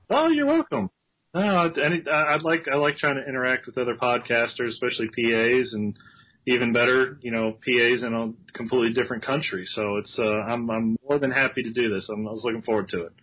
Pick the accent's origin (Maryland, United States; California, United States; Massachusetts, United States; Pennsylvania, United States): Maryland, United States; moved away; also born or lived in Alabama; I grew up in Maryland